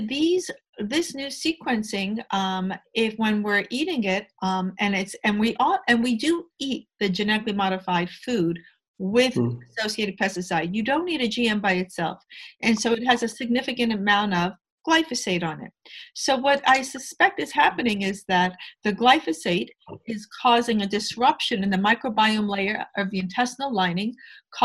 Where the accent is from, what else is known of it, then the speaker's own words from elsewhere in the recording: New York, United States; I'm a New Yorker